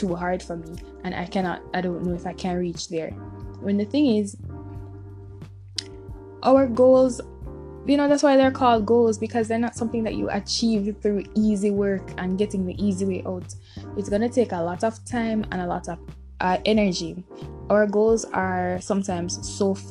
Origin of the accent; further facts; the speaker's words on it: Jamaica; us as Jamaican people